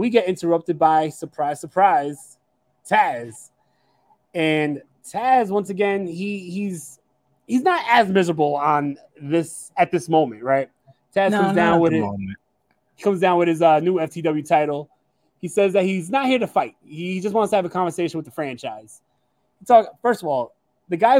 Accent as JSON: {"language": "English", "town": "New York City", "region": "New York", "country": "United States", "tie": "born or raised there", "said": "As a New York kid"}